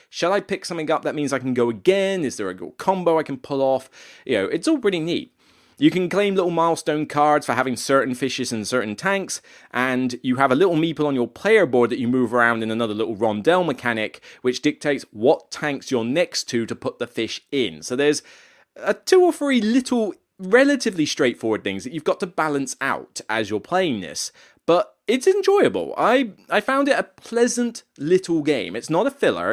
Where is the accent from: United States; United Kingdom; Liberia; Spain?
United Kingdom; near Exeter, South West England; moved away; down in Exeter Way, uh, so close to my neck of the woods, maybe about thirty-five minutes down the road from where my hometown is